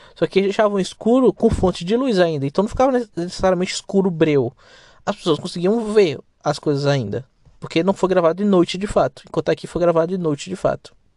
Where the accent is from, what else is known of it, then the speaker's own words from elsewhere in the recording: Brazil; Sou brasileiro